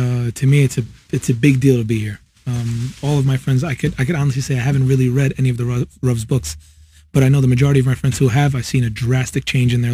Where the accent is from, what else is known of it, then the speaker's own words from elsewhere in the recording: New York City, New York, United States; I'm from New York, born, raised in Queens